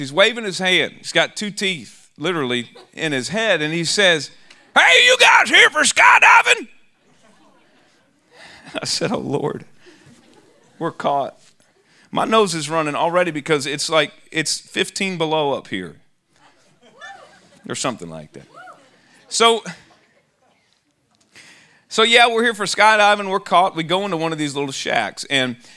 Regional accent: Austin, Texas, United States; I'm from Austin, Texas

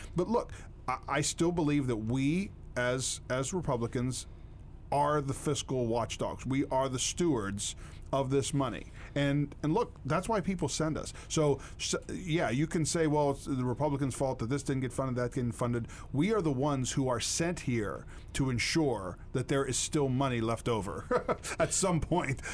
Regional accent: United States; I'm from Bedford County

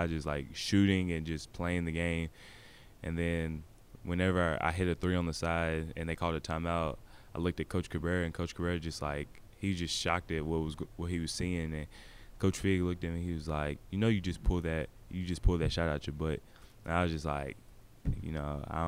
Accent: Bowling Green, Kentucky, United States; also born or lived in Nashville, Tennessee; was born in Nashville, and I moved up here. I moved up to Bowling Green when I was two.

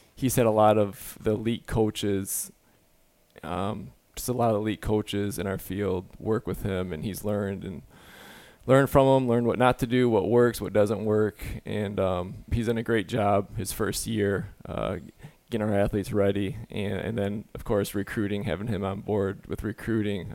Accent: Michigan, United States; I'm from Michigan, a huge Tiger fan

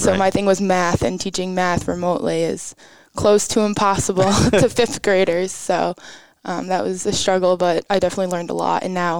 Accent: Levittown, New York, United States; born or raised there

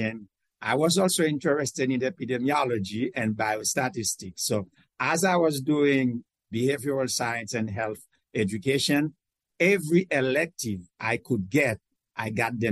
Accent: Haiti; now in United States; I came from Haiti, where I was, I grew up in a very modest community from a poor family

